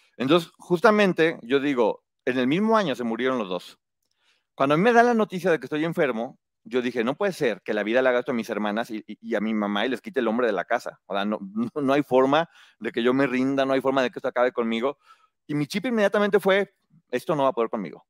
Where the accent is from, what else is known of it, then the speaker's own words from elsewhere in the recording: Guadalajara, Jalisco, Mexico; moved away; estudié la especialidad en mercadotecnia y publicidad en Guadalajara, de donde vengo